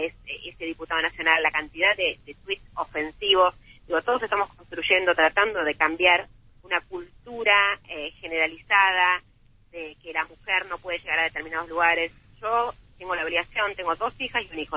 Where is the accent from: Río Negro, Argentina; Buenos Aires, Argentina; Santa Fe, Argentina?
Santa Fe, Argentina; yo soy de Santa Fe, yo no soy de Temperley